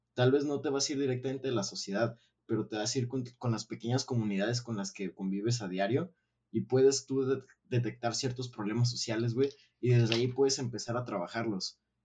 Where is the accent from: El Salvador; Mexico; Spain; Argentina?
Mexico; Realmente me enorgullece haber nacido en un país que tiene tanta riqueza. Eh, pero también no es como que estoy 100% eh, orgulloso de ser mexicano